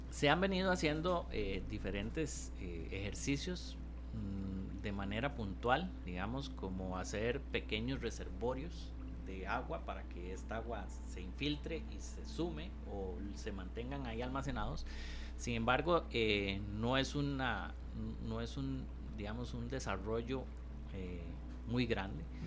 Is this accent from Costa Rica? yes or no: yes; Costa Rica; also born or lived in Goicoechea; de nosotros como costarricenses, ¿verdad? Incluyéndome